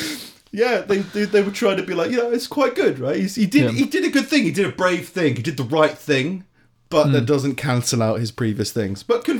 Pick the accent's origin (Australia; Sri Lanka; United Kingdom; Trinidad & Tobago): United Kingdom; London; I'm from London